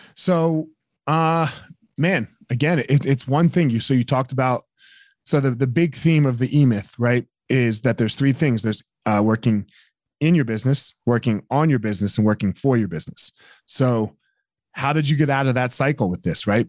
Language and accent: English; East Coast, United States; I grew up on the East Coast